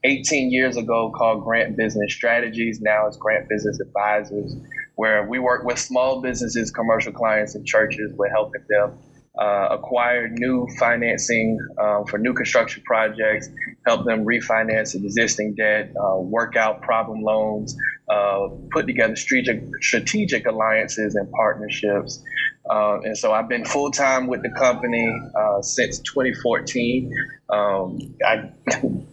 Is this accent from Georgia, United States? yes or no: no; Columbia, South Carolina, United States; moved away as an adult; also born or lived in Huntsville; I'm born and raised in Columbia, South Carolina, Richland County.